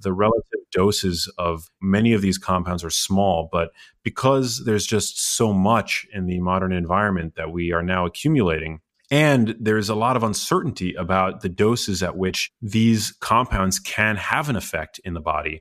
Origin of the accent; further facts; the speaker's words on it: New York City, New York, United States; I grew up in New York City